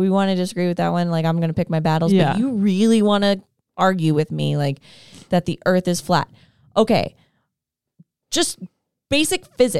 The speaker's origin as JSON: {"language": "English", "town": "Queens", "region": "New York", "country": "United States", "tie": "born or raised there", "said": "When I first moved to the city, despite being born and raised in Queens."}